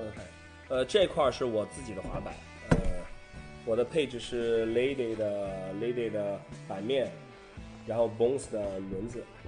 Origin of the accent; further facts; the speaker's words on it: Qingdao, Shandong, China; 我和管木都是青岛的